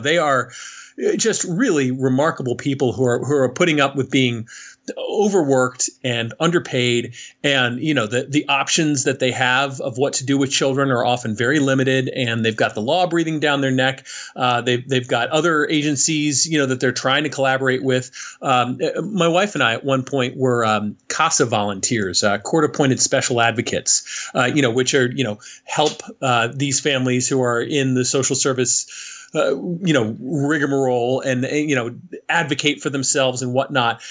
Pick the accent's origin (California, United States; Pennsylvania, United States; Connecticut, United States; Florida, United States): Connecticut, United States; moved away as an adult; also born or lived in Newark, New Jersey; I'm a kid from Connecticut, right? Uh, a, a nice, namby pamby white suburb